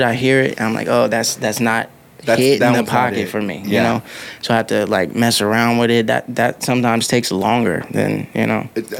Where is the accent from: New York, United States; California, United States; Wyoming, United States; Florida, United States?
California, United States; Pasadena, West Covina, Covina area; also born or lived in Los Angeles, California; now in Las Vegas, United States; On my birth certificate, it says L.A., but I spent most time in, like, around Pasadena, West Covina, Covina area.